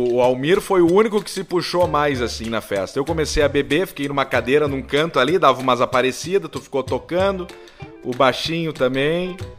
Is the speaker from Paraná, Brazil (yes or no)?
no; Rio Grande do Sul, Brazil; a gente é daqui do Sul